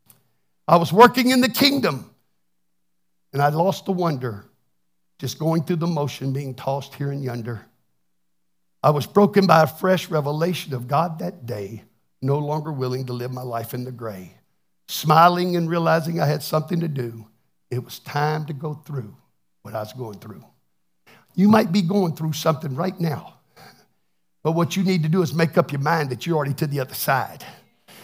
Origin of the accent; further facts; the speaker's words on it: Texas, United States; now I'm from Texas. I can't even speak English very well.